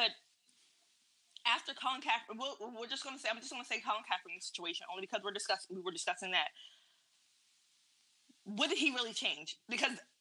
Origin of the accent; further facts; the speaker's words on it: United States; I am an American, I was born American